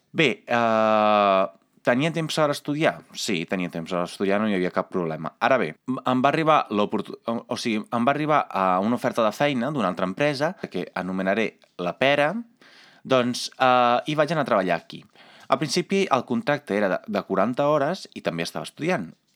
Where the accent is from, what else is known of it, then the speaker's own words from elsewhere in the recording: Italy; Catalan is a second language; moved away as an adult; now in Catalonia, Spain; com a italià, com a persona comunitària